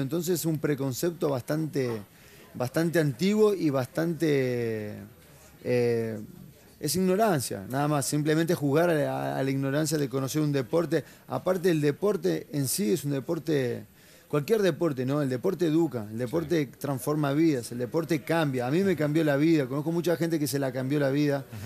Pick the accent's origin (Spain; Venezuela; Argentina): Argentina; La Plata, Buenos Aires Province; moved away as an adult; also born or lived in Brazil; now in United States; yo arranqué acá en mi ciudad natal, que es La Plata. Yo viví toda mi vida en La Plata hasta los 20 años de, edad